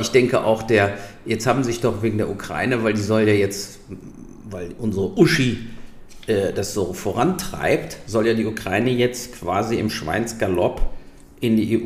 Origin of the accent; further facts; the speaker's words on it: Germany; wir als Deutsche